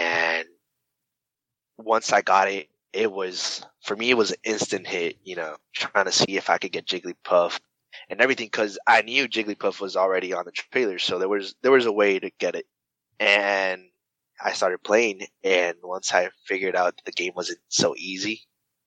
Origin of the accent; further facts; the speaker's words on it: Puerto Rico; also born or lived in North Carolina; I moved back from North Carolina, and I was back in Puerto Rico with my family